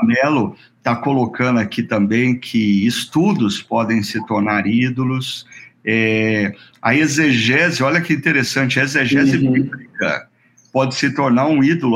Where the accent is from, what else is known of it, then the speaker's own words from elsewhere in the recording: Brazil; nós como brasileiros